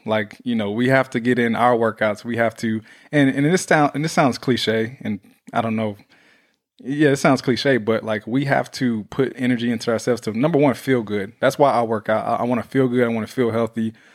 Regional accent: Houston, Texas, United States; now in Los Angeles, United States; Houston, my hometown, we are coming to you

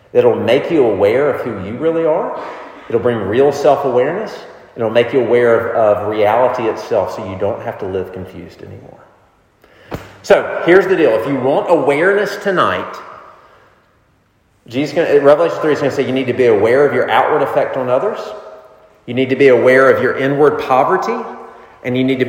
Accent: the South, United States; Growing up in the South where I did

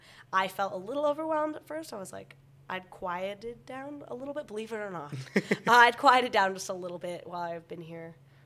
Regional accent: United States; now in York, United Kingdom

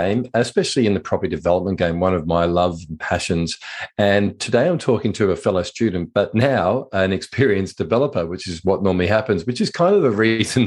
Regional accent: Sydney, New South Wales, Australia; I grew up in Sydney as well, and I grew up in the Northern Beaches around Mona Vale.

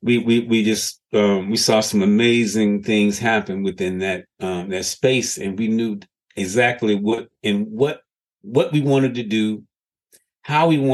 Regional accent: Birmingham, Alabama, United States; I'm from Birmingham

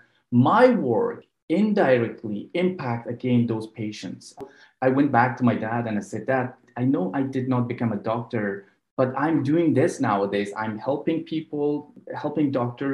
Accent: Afghanistan; now in Vancouver, Canada; I was born in Afghanistan, so I speak the two local languages, Farsi and Pashto.

